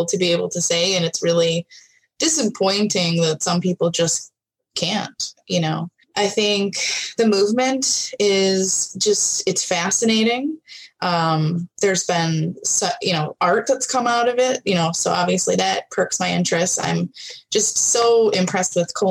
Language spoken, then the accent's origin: English; Joliet, Illinois, United States; moved away as an adult; now in Bloomington-Normal, United States; I grew up in Joliet